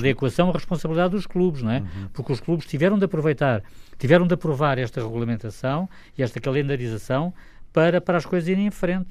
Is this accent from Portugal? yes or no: yes; Portugal; como português